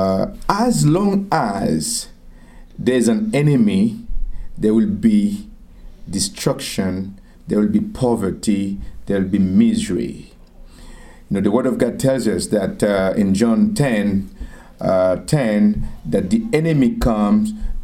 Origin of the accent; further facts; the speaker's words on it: Arcahaie, Ouest, Haiti; also born or lived in Southeast Haiti (birthplace); I am from Haiti. I was born in a place called Tiot. Tiot is in the southeast of Haiti